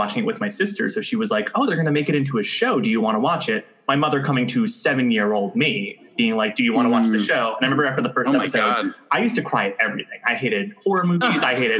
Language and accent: English; New York, United States; also born or lived in Woodbury, New York; I'm from Brooklyn originally. Grew up in Brooklyn proper and then moved to the suburbs, quote unquote, like 40 minutes outside the city for middle school and high school.